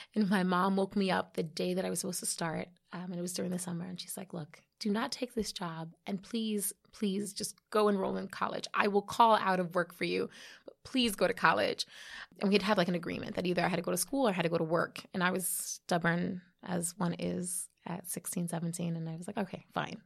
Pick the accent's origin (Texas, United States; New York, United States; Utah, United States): New York, United States; New York City; I was born here in the Bronx.